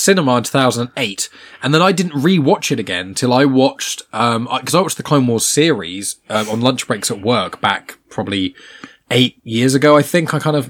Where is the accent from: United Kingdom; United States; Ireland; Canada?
United Kingdom; Scotland; Fucking shite being Scottish.